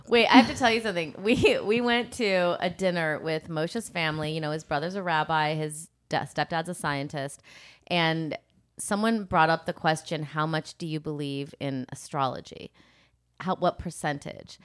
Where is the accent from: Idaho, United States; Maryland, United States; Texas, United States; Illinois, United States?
Illinois, United States; Rockford; I grew up in Rockford